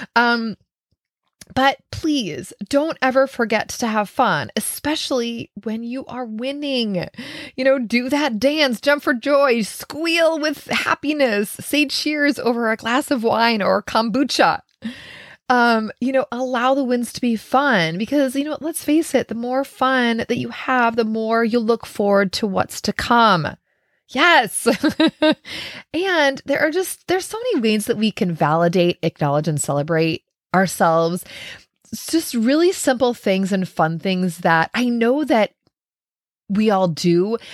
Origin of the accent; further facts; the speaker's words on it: Minnesota, United States; I'm from Minnesota